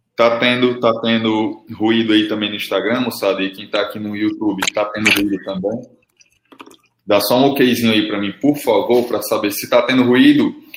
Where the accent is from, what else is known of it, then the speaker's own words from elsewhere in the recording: Fortaleza, Ceará, Brazil; aqui no Ceará, velho, como eu sou de Fortaleza